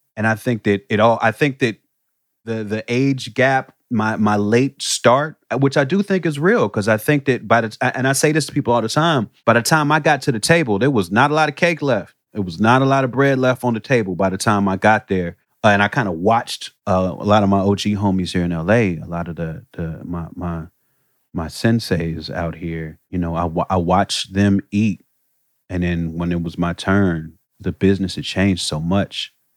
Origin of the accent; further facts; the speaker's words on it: Chicago, Illinois, United States; moved away; I come from Chicago where that was looked at as a different thing